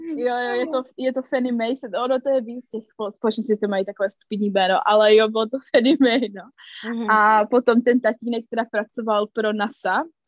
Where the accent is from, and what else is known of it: Czechia; moved away as an adult; now in United States